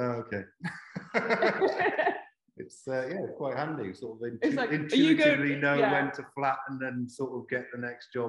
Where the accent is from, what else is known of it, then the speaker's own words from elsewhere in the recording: Carmarthen, Wales, United Kingdom; also born or lived in Leeds; now in Cardiff, United Kingdom; I'm from Carmarthen, which is 90 odd miles west, and skipped Swansea and came here, and then did a year in Leeds